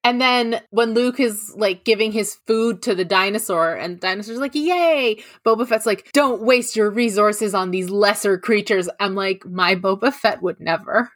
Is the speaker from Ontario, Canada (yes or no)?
yes; Toronto, Ontario, Canada; accent: GTA Canadian; It's like a G T A Canadian accent